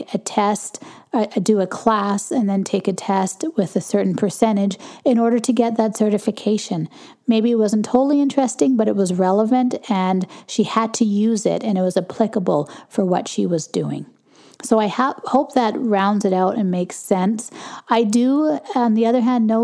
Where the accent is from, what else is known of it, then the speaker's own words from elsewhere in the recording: Canada; I'm Canadian